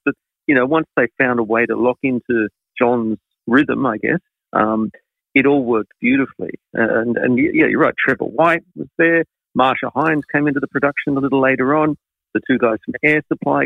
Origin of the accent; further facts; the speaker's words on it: Sydney, New South Wales, Australia; I was a Sydney, Western Suburbs kid growing up in Sydney in the 70s.